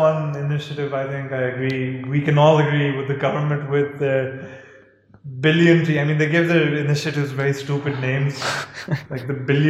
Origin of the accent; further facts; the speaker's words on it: Islamabad, Islamabad Capital Territory, Pakistan; For me, as a native Islamabadi, I can't imagine living anywhere else.